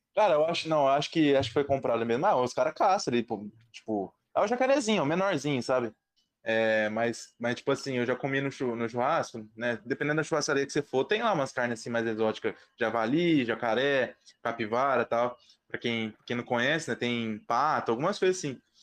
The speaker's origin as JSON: {"language": "Portuguese", "town": "Ribeirão Preto", "region": "São Paulo", "country": "Brazil", "said": "eu sou de Ribeirão Preto"}